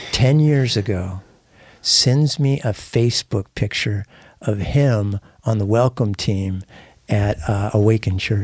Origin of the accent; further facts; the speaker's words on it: San Diego, California, United States; moved away; I hadn't been in East San Diego where I grew up for forty years